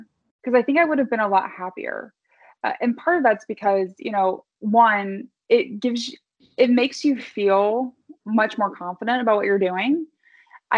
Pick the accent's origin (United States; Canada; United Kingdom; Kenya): United States; Midwest; I'm from the Midwest